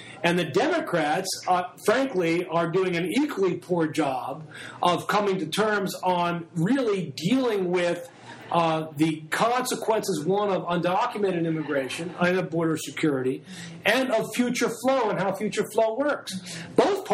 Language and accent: English; New York, United States; I grew up in New York in the 60s and 70s